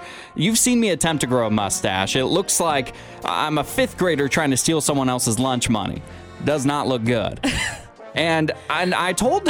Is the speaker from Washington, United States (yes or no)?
yes; Washington, United States; moved away; I'm planning on flying back to my home state of Washington.